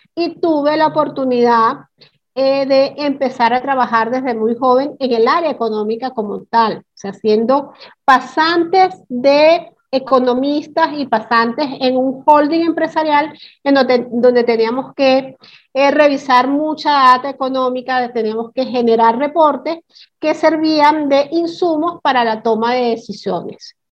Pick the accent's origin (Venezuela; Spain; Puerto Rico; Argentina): Venezuela; moved away; also born or lived in Caracas; yo soy del interior de la República